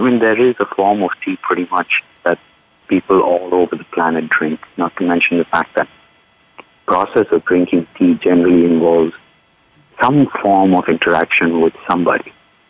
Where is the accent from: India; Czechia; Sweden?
India; now in Palo Alto, United States; considering I'm from India, I call chai.